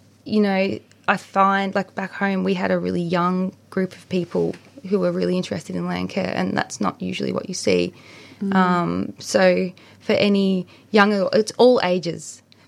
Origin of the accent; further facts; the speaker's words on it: near Traralgon, Gippsland, Victoria, Australia; That's near my hometown